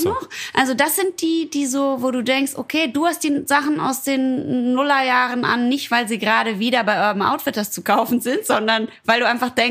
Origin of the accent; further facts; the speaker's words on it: Ruhr area, North Rhine-Westphalia, Germany; ich komme ja aus dem Ruhrpott